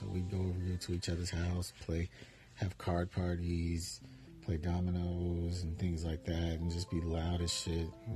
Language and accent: English; Bonner Springs, Kansas, United States; moved away; my hometown of Bonner Springs, Kansas